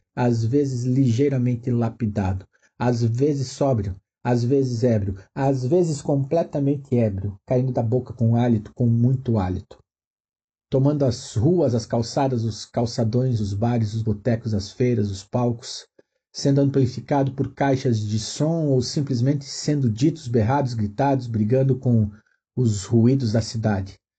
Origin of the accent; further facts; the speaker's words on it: Chapecó, Santa Catarina, Brazil; Sou natural de Chapecó, região oeste de Santa Catarina